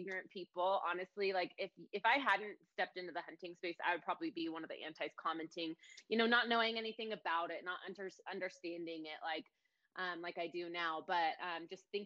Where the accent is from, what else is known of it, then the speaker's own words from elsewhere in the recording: Ashland, Oregon, United States; I'm from Oregon, Ashland, Oregon, actually. It's kind of a small little hippie town in Oregon. It's right on the border of California in Oregon. Grew up there